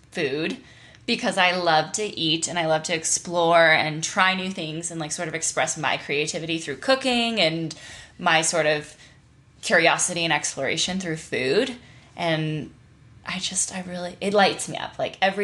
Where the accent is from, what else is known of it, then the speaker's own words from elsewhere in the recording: Nashville, Tennessee, United States; also born or lived in Wyoming; born and raised in Wyoming. My family moved to Nashville, Tennessee. I kind of grew up there, basically.